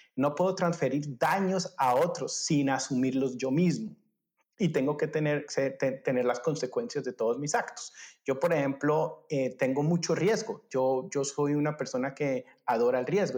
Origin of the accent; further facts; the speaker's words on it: Colombia; moved away as an adult; also born or lived in Germany; yo soy colombiano